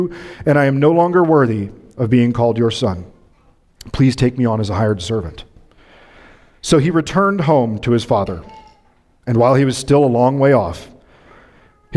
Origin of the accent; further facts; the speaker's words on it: Midwest, United States; moved away; I'm from the Midwest, so these mornings are like home to me